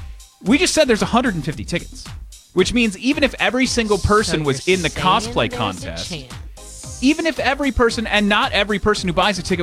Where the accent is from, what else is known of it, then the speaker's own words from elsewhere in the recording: Michigan, United States; I grew up in Michigan.